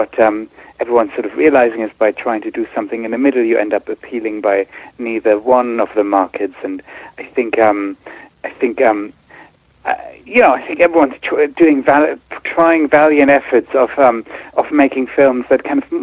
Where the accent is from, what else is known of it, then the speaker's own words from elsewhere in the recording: Berlin, Germany; also born or lived in Singapore; now in London, United Kingdom; I was born in Singapore. I grew up in Berlin. I lived in London for a long time now.